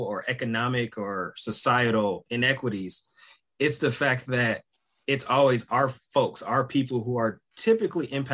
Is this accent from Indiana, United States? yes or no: no; Detroit, Michigan, United States; moved away; growing up in Detroit